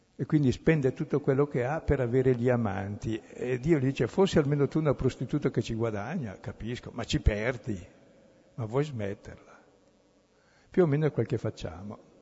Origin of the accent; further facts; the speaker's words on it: Brescia, Lombardy, Italy; io sono bresciano